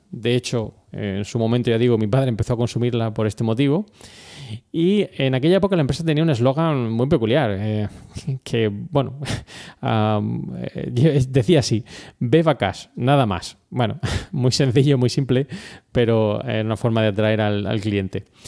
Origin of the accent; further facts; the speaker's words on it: Murcia, Region of Murcia, Spain; somos de Murcia